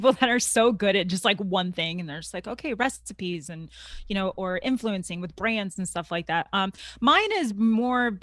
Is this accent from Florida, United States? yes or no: yes; Tampa, Florida, United States; I'm from Florida. Okay. Tampa, Florida.